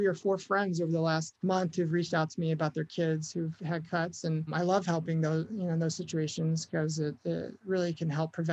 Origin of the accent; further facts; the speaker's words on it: United States; we're all American, right? We're all proud to be living in this country